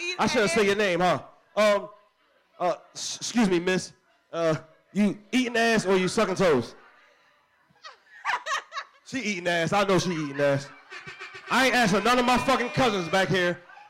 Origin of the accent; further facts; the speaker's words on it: Philadelphia, Pennsylvania, United States; I'm from North Philly.